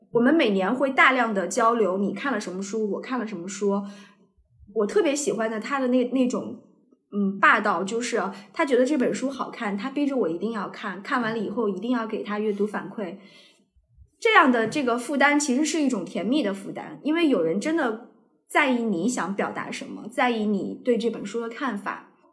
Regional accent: Anhui, China; now in Beijing, China; 因为我们都是安徽人

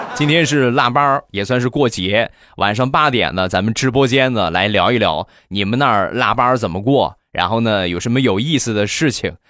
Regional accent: Rizhao, Shandong, China; 我们家乡的特产，日照绿茶

